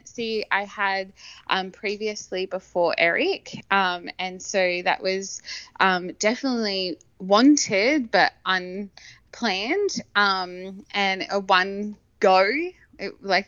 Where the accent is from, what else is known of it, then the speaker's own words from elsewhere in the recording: Campbelltown, New South Wales, Australia; now in Brisbane, Australia; I am originally from Campbelltown in Sydney